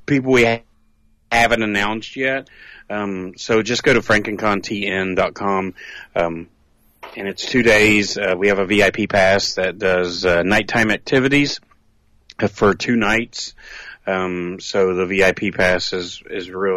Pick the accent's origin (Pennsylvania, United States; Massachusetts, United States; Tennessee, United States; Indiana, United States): Tennessee, United States; near Knoxville; ours is actually not in Knoxville, even though it's at the airport. It's actually in my hometown